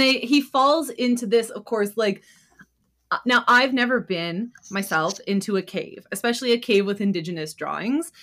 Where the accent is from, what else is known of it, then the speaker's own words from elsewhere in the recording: Canada; we're Canadian